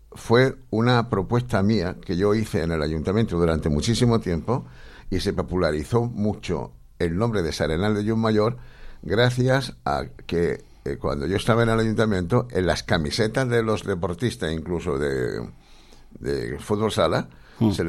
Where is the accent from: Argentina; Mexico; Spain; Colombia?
Spain; Córdoba, Andalusia; also born or lived in Bilbao; empezando por mí, que yo era de Córdoba, ¿no? Mm. Aunque no vine de Córdoba directamente, vino de Bilbao, ¿no?